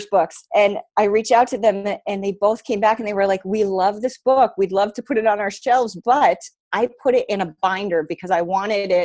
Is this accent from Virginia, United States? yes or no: no; Boston, Massachusetts, United States; I'm from Boston